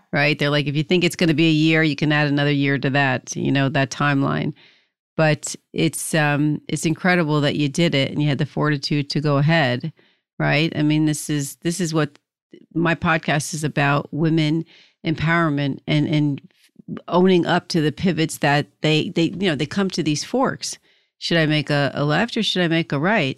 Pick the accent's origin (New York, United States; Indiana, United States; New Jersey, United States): New Jersey, United States; I'm from New Jersey